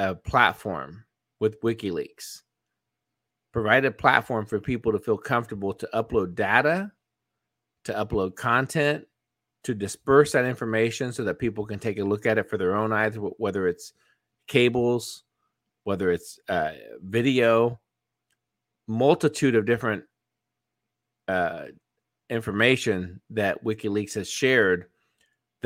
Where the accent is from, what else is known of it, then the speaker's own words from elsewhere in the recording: United States; as an American, as a U.S. citizen